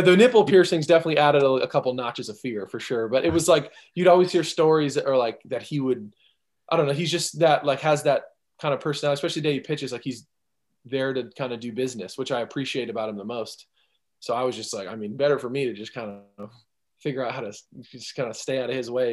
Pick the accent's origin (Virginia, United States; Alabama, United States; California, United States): California, United States; I'm from California